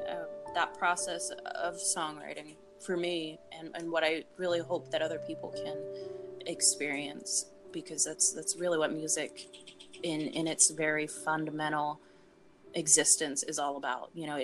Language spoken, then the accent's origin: English; Pittsburgh, Pennsylvania, United States; the music that I grew up around in Pittsburgh, you know, going to the Keynote Cafe at 14 years old